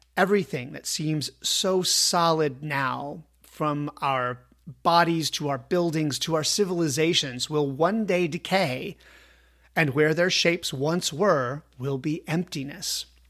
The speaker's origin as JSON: {"language": "English", "country": "United States", "said": "I am an American."}